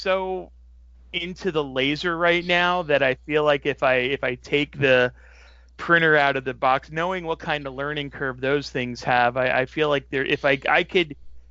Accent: Reading, Pennsylvania, United States; I was born and raised in Reading, Pennsylvania

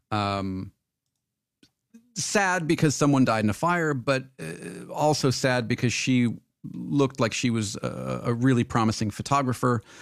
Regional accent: Michigan, United States; not only am I … from Michigan, I am … … from Michigan.

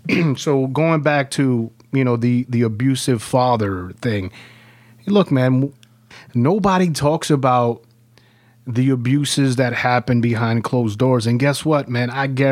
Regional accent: El Salvador; born there; Well, born in El Salvador.

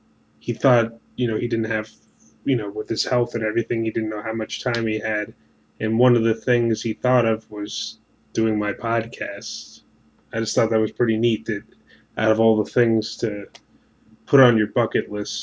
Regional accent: New Jersey, United States; I was born in 89, and I love New York. I grew up in New Jersey, but I've always been lived pretty close to New York

